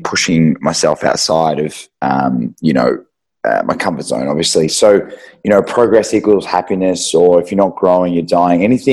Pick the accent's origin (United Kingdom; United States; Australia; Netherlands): Australia; Euroa, Victoria; now in Melbourne, Australia; so we're country kids, we grew up in Euroa.